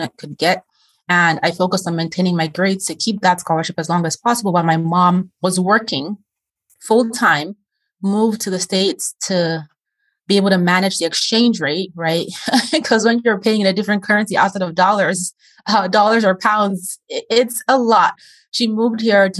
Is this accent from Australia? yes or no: no; Nigeria; moved away; I'm originally from Nigeria.